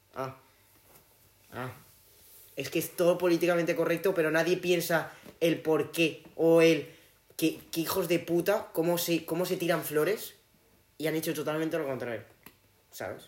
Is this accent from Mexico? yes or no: no; Spain; soy español